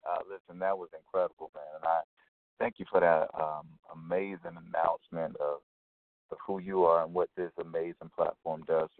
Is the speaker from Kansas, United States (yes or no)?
no; Selma, Alabama, United States; I'm originally from Selma, Alabama.